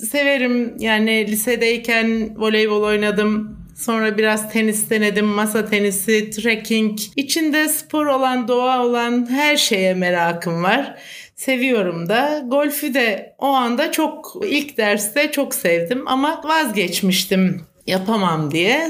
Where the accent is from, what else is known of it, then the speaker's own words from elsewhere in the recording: Aksaray, Aksaray Province, Turkey; also born or lived in İzmir / Ankara; Aksaraylıyım. Eczacıyım. Doğma büyüme, ilkokulu, ortaokulu Aksaray'da okudum.